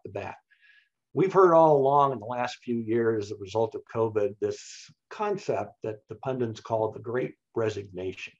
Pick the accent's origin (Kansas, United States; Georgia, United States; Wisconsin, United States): Kansas, United States; I grew up in Kansas